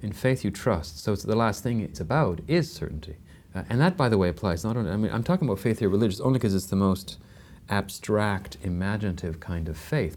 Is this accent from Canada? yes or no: yes; Canada; I'm Canadian, which is a very secular country